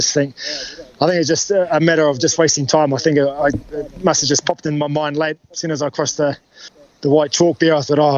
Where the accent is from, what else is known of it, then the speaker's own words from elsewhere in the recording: New Zealand; moved away; also born or lived in Auckland; growing up in Hotafanua